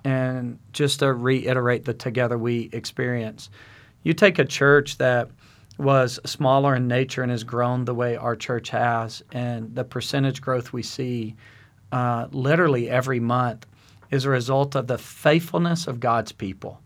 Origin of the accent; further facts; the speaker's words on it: South Arkansas, United States; now in Yukon, United States; I'm from South Arkansas